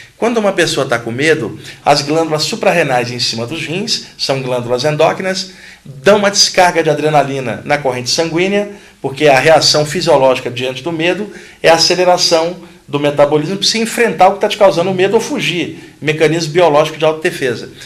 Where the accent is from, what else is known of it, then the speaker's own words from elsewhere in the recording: Rio de Janeiro, Brazil; Quando eu tinha 15 anos, no Rio de Janeiro, eu sou carioca